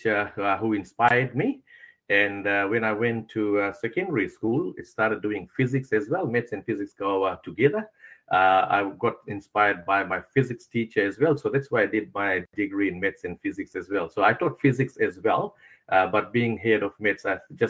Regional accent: Fiji; moved away as an adult; also born or lived in Auckland, New Zealand; now in Henderson, Auckland, New Zealand; I'm born and brought up in Fiji

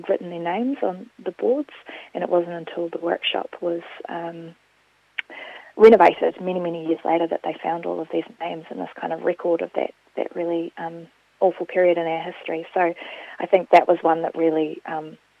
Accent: Gore, Southland, New Zealand; accent: rolling R; also born or lived in Dunedin; now in Wellington, New Zealand; I grew up in Gore, on a little farm just outside of Gore, and I studied in Dunedin for 8 years

